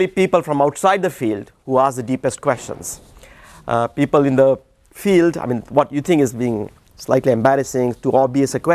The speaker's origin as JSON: {"language": "English", "country": "India", "moved": "yes", "said": "I come from India, and we have a fatal flaw, which is to speak too fast."}